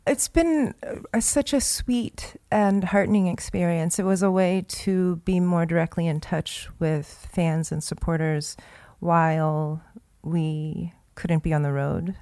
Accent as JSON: {"language": "English", "region": "Virginia", "country": "United States", "tie": "born or raised there", "said": "I was born in Virginia"}